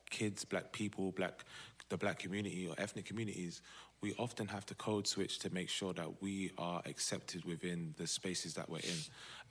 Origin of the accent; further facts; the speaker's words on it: London, United Kingdom; right, I'm from Southeast.